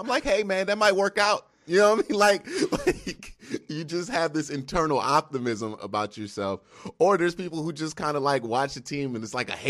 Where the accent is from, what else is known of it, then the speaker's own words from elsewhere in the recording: Cleveland, Ohio, United States; now in Atlanta, United States; Well, I was born in Cleveland and raised in Cleveland. About 20 minutes from downtown.